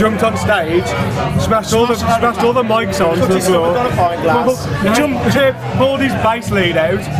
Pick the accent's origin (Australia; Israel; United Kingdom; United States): United Kingdom; Midlands; now in London, United Kingdom; drummer, from the Midlands, but living in London now.